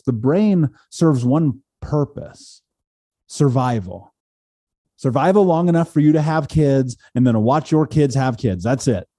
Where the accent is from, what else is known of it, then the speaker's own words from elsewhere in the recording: Indianapolis, Indiana, United States; I grew up in Indianapolis here in America